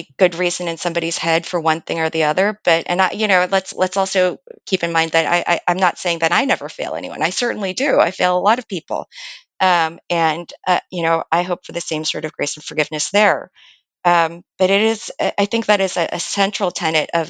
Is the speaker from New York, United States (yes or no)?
no; Lower Merion, Pennsylvania, United States; also born or lived in Philadelphia; I grew up outside of Philadelphia in Lower Merion. I was born at Hahnemann Hospital in Philadelphia